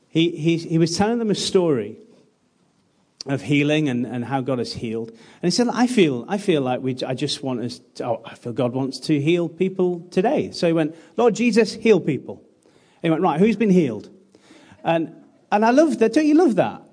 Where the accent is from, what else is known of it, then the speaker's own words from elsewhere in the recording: United Kingdom; British people